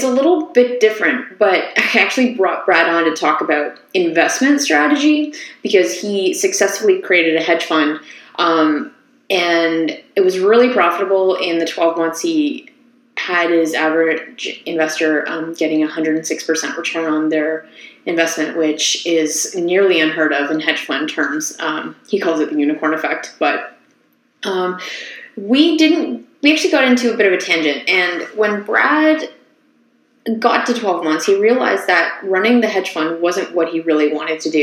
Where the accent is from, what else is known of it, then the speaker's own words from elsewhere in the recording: Ottawa, Ontario, Canada; now in Toronto, Canada; I'm actually from Ottawa